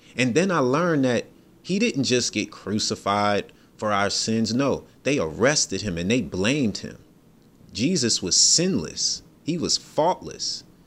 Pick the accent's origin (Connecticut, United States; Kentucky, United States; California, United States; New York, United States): New York, United States; I'm from New York.